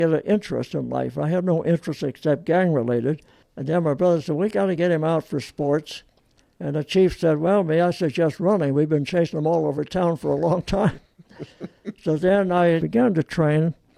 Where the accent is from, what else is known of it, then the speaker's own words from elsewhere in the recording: Torrance, California, United States; also born or lived in Olean, New York / Long Beach, California; I was 2 years old, and we both had double pneumonia. Mm-hmm. And the doctor said, get your kids to California immediately, or they could die. So my dad and mother got on the train the next morning, and a week later, we're living in Long Beach.